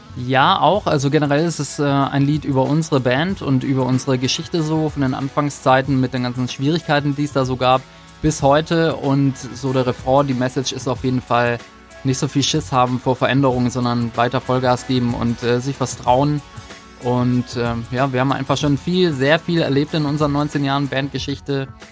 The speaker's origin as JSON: {"language": "German", "region": "Baden-Württemberg", "country": "Germany", "accent": "Swabian", "said": "dass wir doch noch ein bisschen einen schwäbischen Akzent in manchen Wörtern drin haben"}